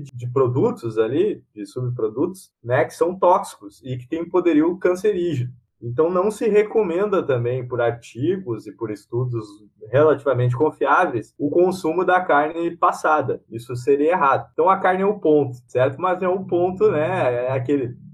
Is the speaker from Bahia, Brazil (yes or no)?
no; Rio Grande do Sul, Brazil; Porque assim, eu sou gaúcho, né?